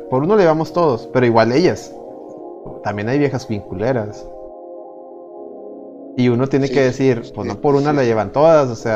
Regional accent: Mexico; Es mi derecho como mexicano.

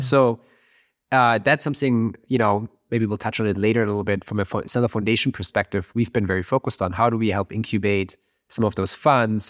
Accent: Germany; moved away as an adult; now in Silicon Valley, United States; I, I'm from Germany. I'm, you know, grew up near Berlin

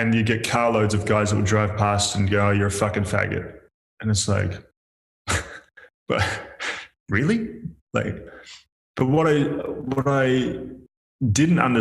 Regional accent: Melbourne, Victoria, Australia; moved away as an adult; also born or lived in Perth; I'd left Melbourne where I grew up.

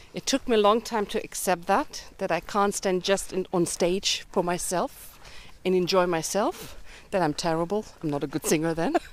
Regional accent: Germany; I grew up in Germany, having parents coming from Budapest

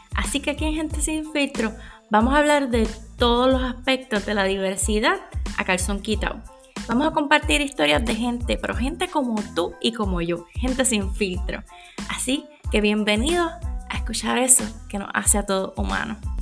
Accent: Puerto Rico; Soy puertorriqueña

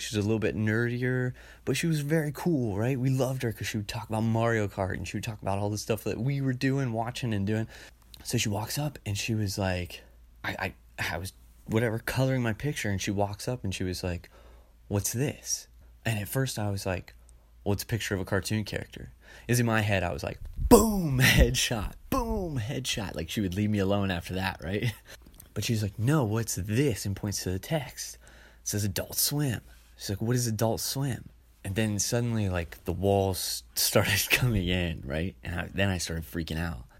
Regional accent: Ohio, United States; I grew up in Ohio

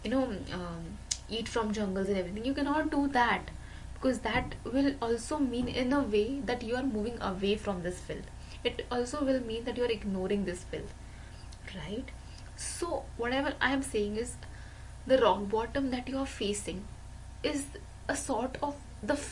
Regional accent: India; I am an Indian, and in Indian spirituality

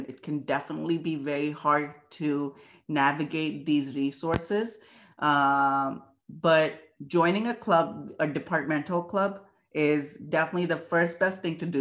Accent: India; moved away as an adult; now in Buffalo, United States; I'm very proud of being Indian

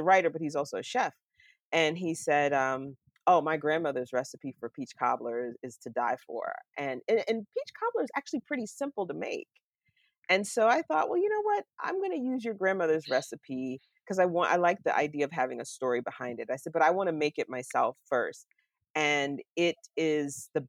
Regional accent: Florida, United States; moved away as an adult; now in Pittsburgh, United States; growing up in Florida, in the South, here in the U.S. I live in Pittsburgh, Pennsylvania now, so I haven't lived in the South since 1989, when I left to go to college

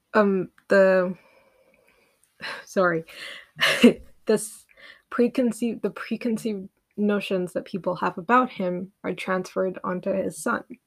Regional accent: Uganda; I grew up in Uganda

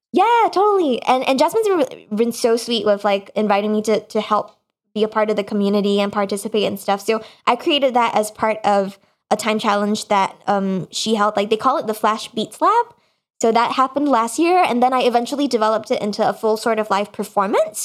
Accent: Singapore; moved away; the time that I grew up in Singapore, which is where I'm, my, my family is, um, at the moment

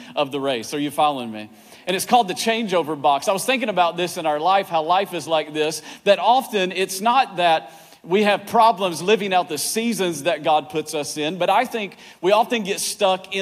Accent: East Tennessee, United States; now in Virginia, United States; I grew up in East Tennessee, where the men are men and so are the women

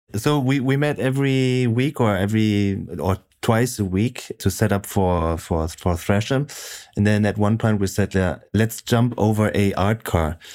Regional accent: Frankfurt, Hesse, Germany; moved away as an adult; also born or lived in Munich; now in Stuttgart, Germany; growing up in Frankfurt

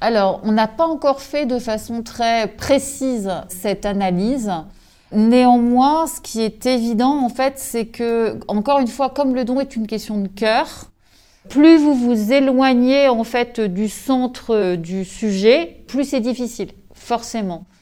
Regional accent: Brittany, France; also born or lived in Corsica; je suis bretonne, je suis née ici, je vis ici.

